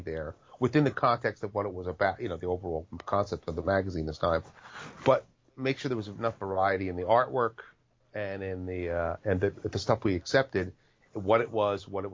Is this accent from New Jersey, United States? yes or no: yes; New Jersey, United States; Born and bred